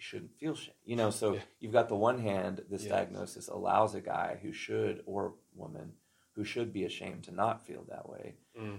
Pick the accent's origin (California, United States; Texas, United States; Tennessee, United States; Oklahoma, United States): Texas, United States; now in Oregon City, United States; I'm from Texas